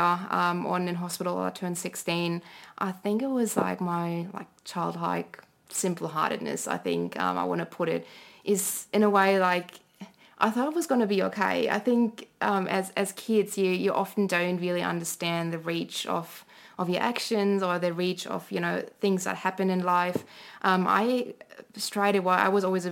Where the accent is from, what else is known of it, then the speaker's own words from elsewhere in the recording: Germany; English is a second language; moved away as an adult; now in Canberra, Australia; growing up in Germany